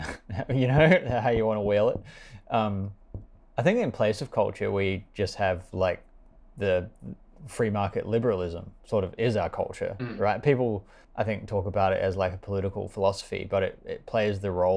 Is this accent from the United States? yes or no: no; New Zealand; also born or lived in Australia; I was born in Australia to parents from New Zealand, and I moved back to New Zealand where I just essentially had no meaningful identity